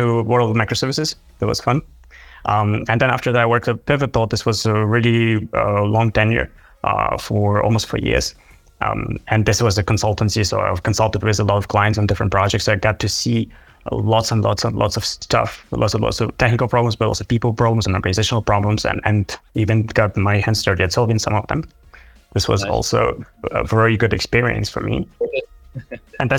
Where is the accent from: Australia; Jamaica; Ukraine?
Ukraine; moved away; I'm originally from Ukraine